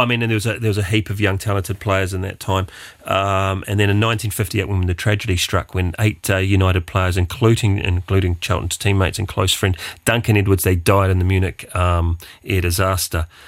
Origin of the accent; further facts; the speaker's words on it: New Zealand; being a New Zealander or, uh, Kiwi